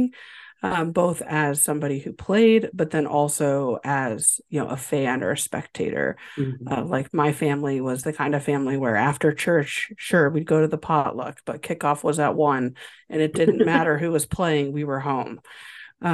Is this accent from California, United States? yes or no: no; Indiana, United States; moved away as an adult; also born or lived in Minnesota / Ohio; I grew up in Indiana